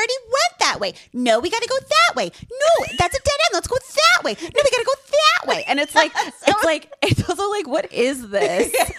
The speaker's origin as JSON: {"language": "English", "region": "New Jersey", "country": "United States", "said": "I just knew that it was popular because I'm from New Jersey."}